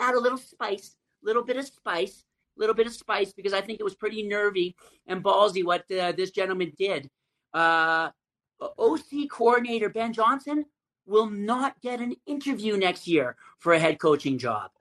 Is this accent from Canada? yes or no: yes; Calgary, Alberta, Canada; I'm from Calgary, Canada